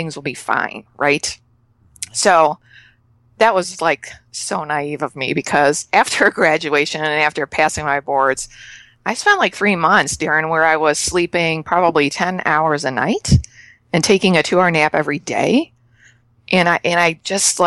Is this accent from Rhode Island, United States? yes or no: no; Chicago, Illinois, United States; moved away as an adult; now in Canada; I'm moving from Canada back to Chicago, where I'm born and raised.